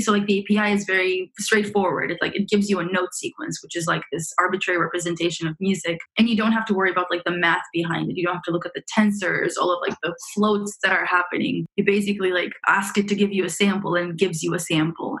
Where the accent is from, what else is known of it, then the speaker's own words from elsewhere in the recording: Romania; also born or lived in Montreal, Canada; now in San Francisco, United States; I am from originally from Romania, so I grew up in Romania, and then I moved with my parents to Canada